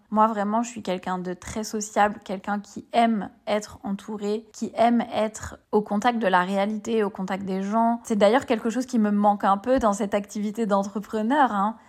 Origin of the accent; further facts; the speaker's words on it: Bordeaux, Nouvelle-Aquitaine, France; moved away as an adult; also born or lived in Paris; now in Île de Ré, France; j'ai trente-quatre ans, je viens de Bordeaux.